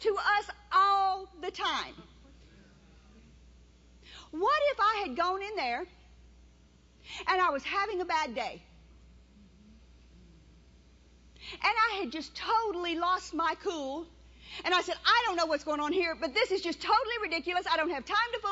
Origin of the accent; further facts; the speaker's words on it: Cajun, Louisiana, United States; I'm Cajun